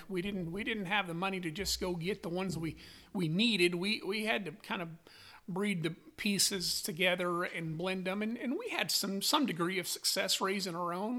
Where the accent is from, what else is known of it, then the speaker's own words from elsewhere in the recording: Newcastle, Wyoming, United States; now in Calumet, United States; I grew up in Newcastle, Wyoming, on a cow calf